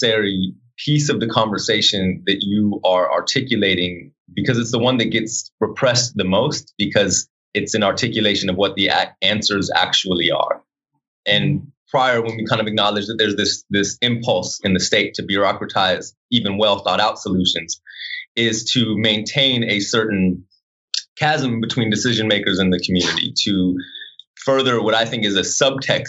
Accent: Los Angeles, California, United States; I come from Los Angeles

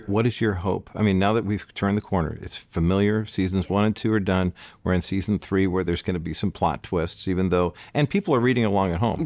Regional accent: California, United States; California guys like me

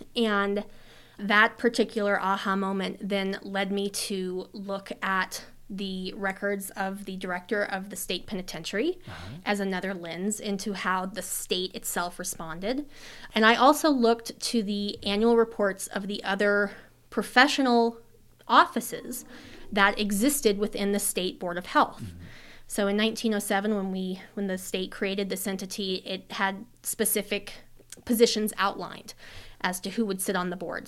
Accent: Colorado, United States; moved away as an adult; now in Idaho, United States; I'm originally from Colorado.

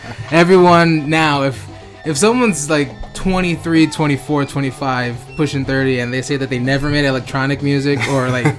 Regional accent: New York City, New York, United States; And I grew up in Queens, where I still live now.

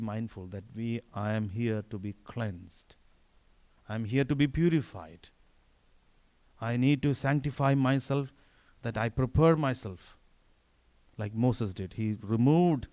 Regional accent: India; moved away; I'm Indian.

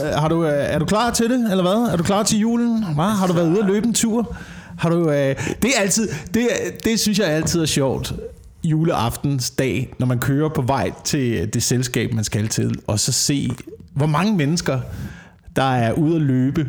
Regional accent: Slagelse, Zealand, Denmark; jeg voksede op i Slagelse, hvor der ikke var en eneste fucking café

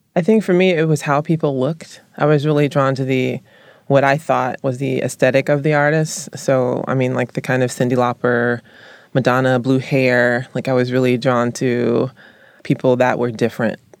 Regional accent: Columbus, the South, United States; moved away; I was raised in the South

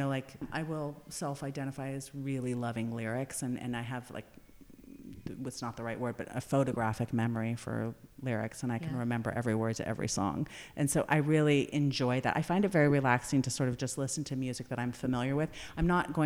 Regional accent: Napa Valley, California, United States; as a young person growing up in Napa Valley and then moving away and coming back

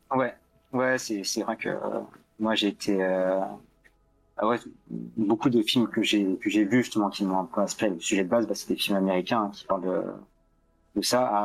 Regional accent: France; un petit français

